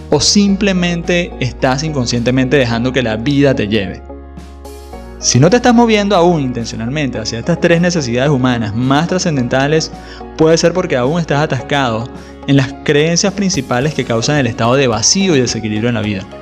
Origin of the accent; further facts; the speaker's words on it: Venezuela; cuando vivía en mi país natal, Venezuela, cuando las libertades y las condiciones de seguridad y la calidad de vida habían sido realmente secuestradas por el régimen de turno